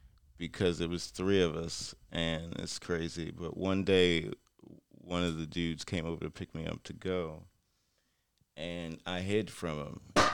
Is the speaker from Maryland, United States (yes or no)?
yes; Baltimore, Maryland, United States